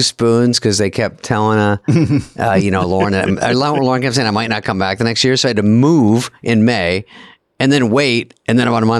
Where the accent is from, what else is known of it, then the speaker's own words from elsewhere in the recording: Arizona, United States; moved away as an adult; I was from Arizona, just a sweet kid off the streets